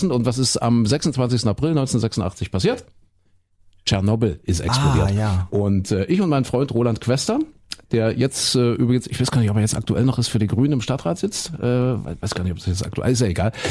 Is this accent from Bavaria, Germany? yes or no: no; Leipzig, Saxony, Germany; Mein Gott, siehst du, ich muss öfter mal wieder nach Leipzig, meine alte Heimat.